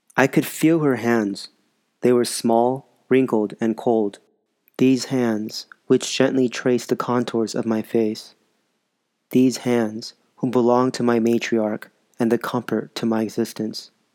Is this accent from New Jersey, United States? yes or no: no; Los Angeles, California, United States; also born or lived in Sun Valley; as I grew up later in the San Fernando Valley